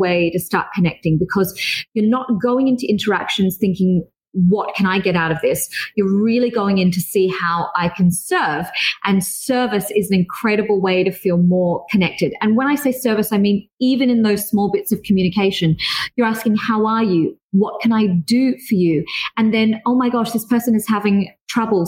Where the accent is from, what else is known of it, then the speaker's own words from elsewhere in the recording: Australia; also born or lived in Dubai / Singapore; I am Australian yet also Asian